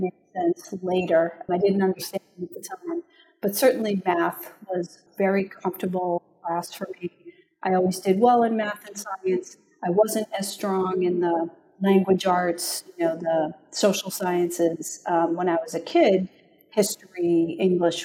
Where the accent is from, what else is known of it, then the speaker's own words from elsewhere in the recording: Franklin, Massachusetts, United States; also born or lived in Cambridge, Massachusetts; now in Berkeley, United States; originally I'm from Massachusetts, grew up there, was born in Cambridge, but lived in a small town called Franklin